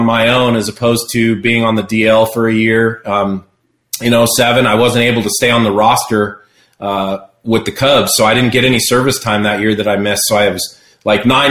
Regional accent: Seattle, Washington, United States; Seattle, I was a kid. You know, growing up there, I was a Mariners fan and a Braves fan

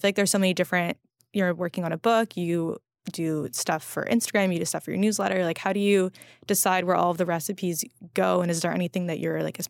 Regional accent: California, United States; I think like growing up in California, being so spoiled by produce

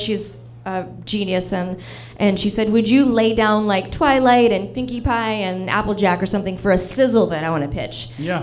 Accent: Toronto, Ontario, Canada; now in Los Angeles, United States; I grew up in Toronto

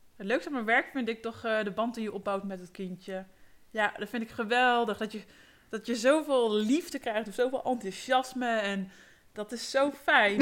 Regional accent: Ede, Gelderland, Netherlands; ik ben geboren en getogen in Ede, in het prachtige Gelderland op de Veluwe

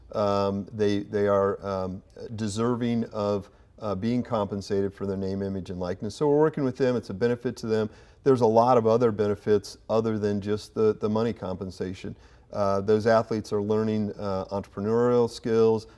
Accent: Kokomo, Indiana, United States; moved away as an adult; also born or lived in West Lafayette, Indiana; now in Indianapolis, United States; I grew up in Kokomo, uh, pretty much my entire life until I, I went to Purdue

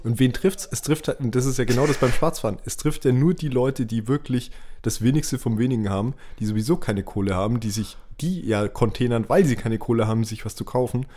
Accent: Nuremberg, Bavaria, Germany; bei uns in Nürnberg

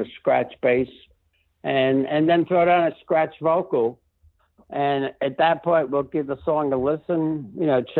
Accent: New York City, New York, United States; now in Rancho Santa Fe, United States; growing up in the Bronx

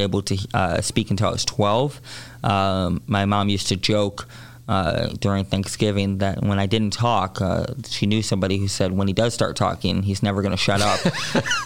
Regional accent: Chicago, Illinois, United States; born and raised in Hyde Park

